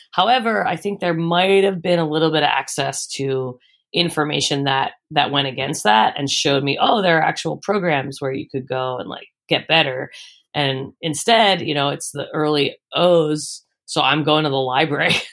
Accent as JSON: {"language": "English", "town": "Philadelphia", "region": "Pennsylvania", "country": "United States", "tie": "born or raised there", "moved": "as an adult", "lives_now": "Austin, United States", "said": "I grew up in the Northeast in uh, Homes, like super close to Fox Chase"}